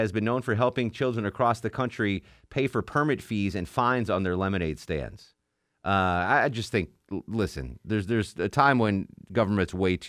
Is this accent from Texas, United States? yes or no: no; Connecticut, United States; Connecticut, my home state.